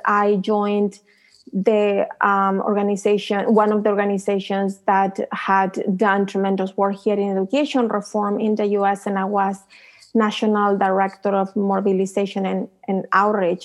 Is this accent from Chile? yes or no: yes; Chile; now in United States; I came from Chile